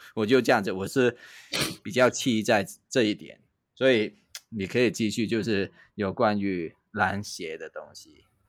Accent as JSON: {"language": "Chinese", "country": "Hong Kong", "tie": "born or raised there", "moved": "yes", "lives_now": "Taiwan", "said": "我的故乡，就在香港啊"}